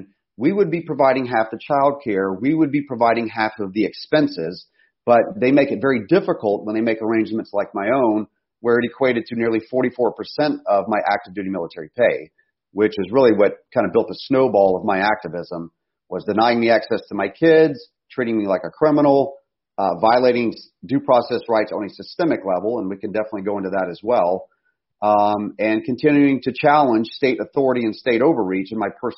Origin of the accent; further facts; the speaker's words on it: United States; we face as American families